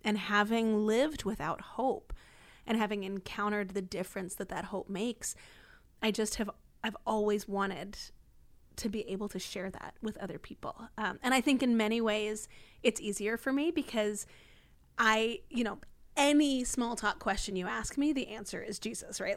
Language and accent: English; D.C., District of Columbia, United States; moved away as an adult; grew up outside D C